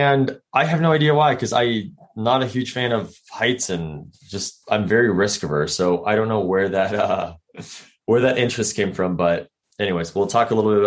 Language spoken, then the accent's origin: English; Colombia; now in San Diego, United States; born and raised in Colombia, down in South America